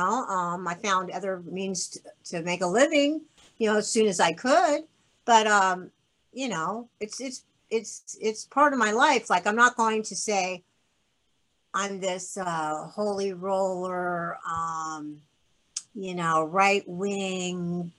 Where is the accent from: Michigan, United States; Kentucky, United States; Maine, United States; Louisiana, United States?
Maine, United States; Kittery; born there; And I was born in Kittery, Maine, so I'm a New Englander by birth, so...